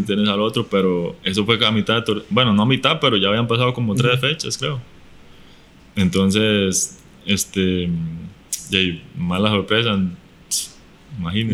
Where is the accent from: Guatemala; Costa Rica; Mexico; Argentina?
Costa Rica